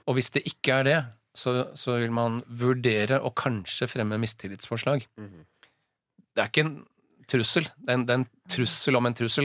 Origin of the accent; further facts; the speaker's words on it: Southern Norway, Norway; now in Oslo, Norway; jeg hadde jo aldri som søring funnet meg i å måtte ta bussen fra der jeg bor, på Grünerløkka, ned til sentrum i Oslo